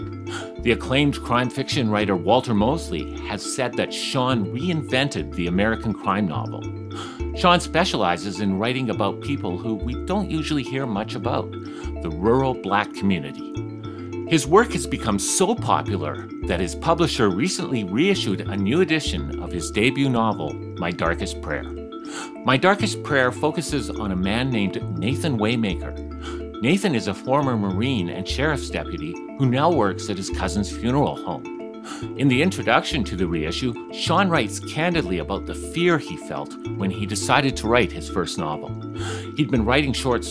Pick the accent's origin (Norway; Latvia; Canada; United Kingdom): Canada; moved away as an adult; now in Wisconsin, United States; I'm Canadian